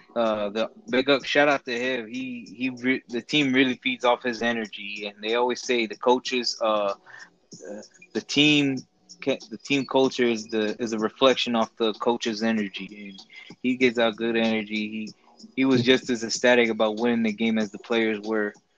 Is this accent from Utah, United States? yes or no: no; Chicago, Illinois, United States; we're from Chicago